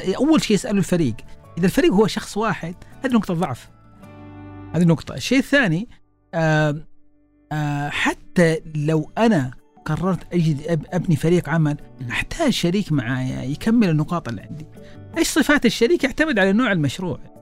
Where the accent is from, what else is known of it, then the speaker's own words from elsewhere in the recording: Saudi Arabia; عندنا في السعوديه